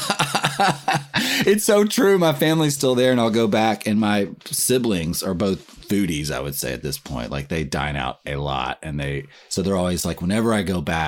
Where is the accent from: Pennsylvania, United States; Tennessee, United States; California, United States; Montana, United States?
Tennessee, United States; Nashville; moved away; Nashville, Tennessee is where I grew up